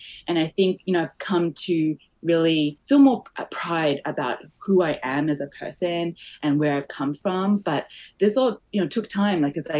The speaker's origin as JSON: {"language": "English", "country": "Malaysia", "tie": "born there", "said": "I was born in Malaysia, so I'm culturally was born in Malaysia, but I'm also had the background as Chinese background."}